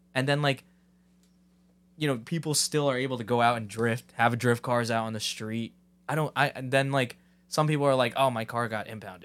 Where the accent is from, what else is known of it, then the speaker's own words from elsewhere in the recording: Ramsey, New Jersey, United States; I'm from Ramsey